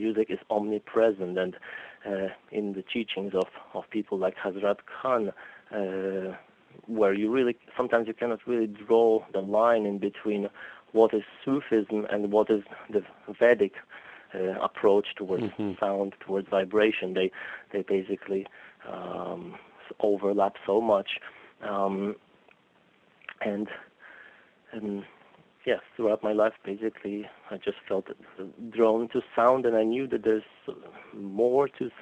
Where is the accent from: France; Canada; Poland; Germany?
Poland; moved away; also born or lived in Boston; So I grew up in Poland.